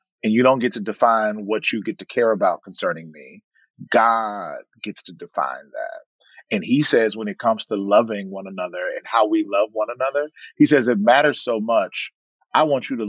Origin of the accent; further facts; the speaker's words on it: the South, United States; now in Monrovia, United States; I'm from the South. We ate catfish with bones